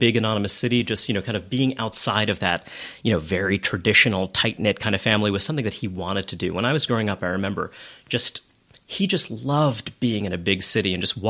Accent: New York City, New York, United States; I grew up in Brooklyn. I grew up in Kensington from 9 until I left home for college. And I grew up in Borough Park, a neighborhood that has changed quite a lot.

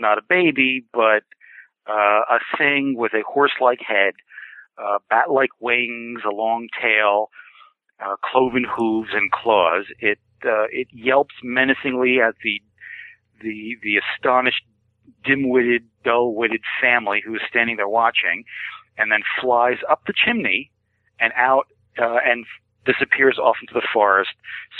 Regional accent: New Jersey, United States; growing up in New Jersey

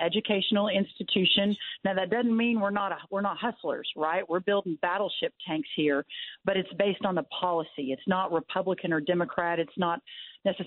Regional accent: Texas, United States; my home state of Texas

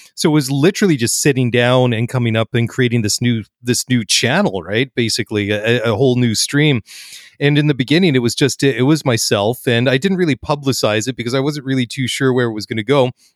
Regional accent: Canada; I'm a first generation Canadian, first one outside of, in the family to be born outside of the ancestral homelands on the other side of the pond

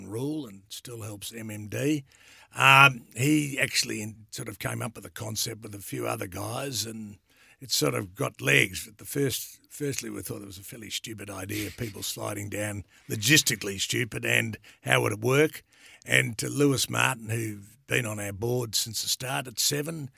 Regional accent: Melbourne, Victoria, Australia; I was born in Toorak, still live in Toorak

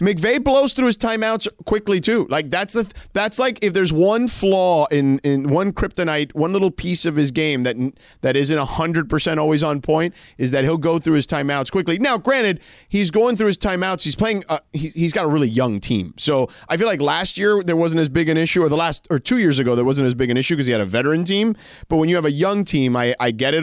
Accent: Florida, United States; I grew up in Florida

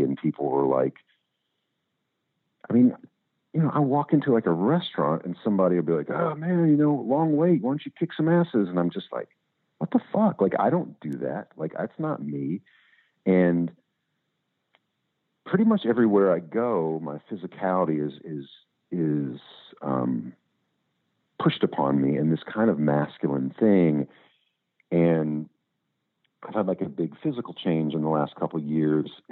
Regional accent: Louisville, Kentucky, United States; I grew up in Louisville

